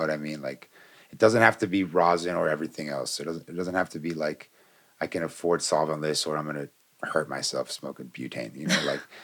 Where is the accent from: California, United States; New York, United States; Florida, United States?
Florida, United States; now in Colorado, United States; I'm from Florida